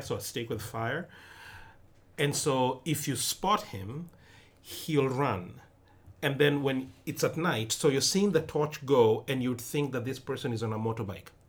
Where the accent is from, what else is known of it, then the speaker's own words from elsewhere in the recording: Nairobi, Kenya; moved away; also born or lived in western Kenya; I'm not from Nairobi, the capital, though I was born in Nairobi